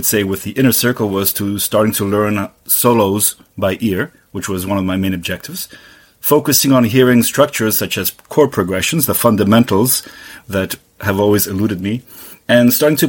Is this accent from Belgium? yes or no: yes; Belgium; now in Toronto, Canada; I'm originally from Belgium, but living right here in Toronto, Canada.